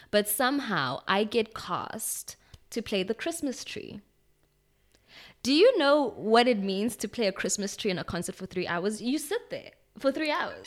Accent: Pretoria, Gauteng, South Africa; also born or lived in Stockholm, Sweden; my parents came back to, um, the country. We lived in Pretoria for a while

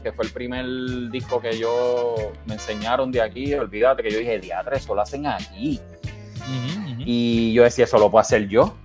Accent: Bayamón, Puerto Rico; moved away; also born or lived in Santurce; Nací en Santurce, pero, pero sí, de Bayamón.

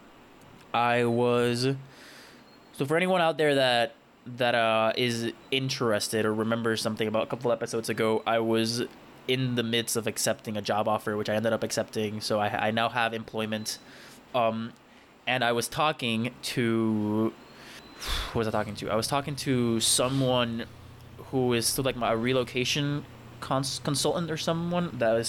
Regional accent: Puerto Rico; moved away as an adult; also born or lived in United States; I am born and raised in Puerto Rico, and I studied in the United States for college

